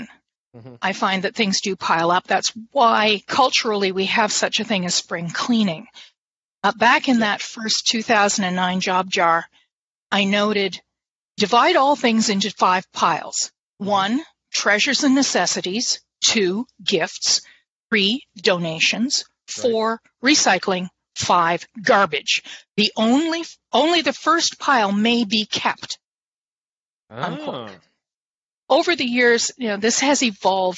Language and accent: English; Canada; I'm Canadian.